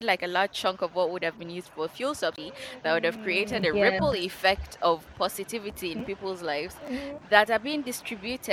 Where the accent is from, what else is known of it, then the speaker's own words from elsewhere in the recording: Nigeria; Nigeria we were going through a lot as a country